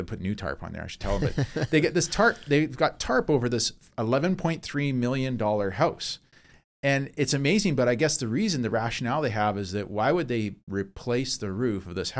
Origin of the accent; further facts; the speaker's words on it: Vancouver, British Columbia, Canada; born there; Yeah. I was born in Vancouver, but we grew up